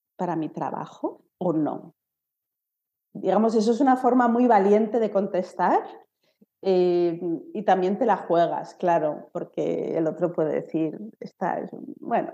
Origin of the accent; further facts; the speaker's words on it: Spain; now in Germany; soy de España